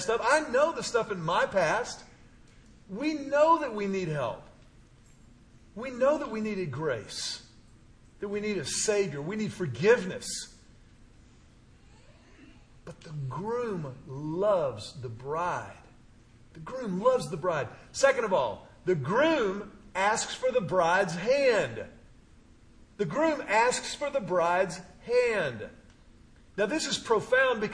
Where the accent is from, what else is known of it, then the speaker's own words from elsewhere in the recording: Houston, Texas, United States; My pastor growing up in Houston, he used to tell us all the time, I grew up in a Baptist church